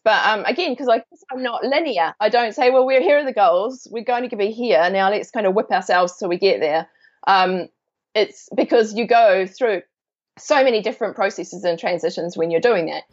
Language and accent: English; New Zealand; moved away as an adult; also born or lived in London, United Kingdom; I am from New Zealand. I grew up here, but I lived in U- in um, London in the UK for 17 years